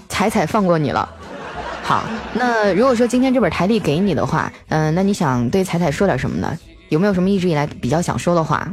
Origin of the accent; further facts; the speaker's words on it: Northeast China, China; 俺们东北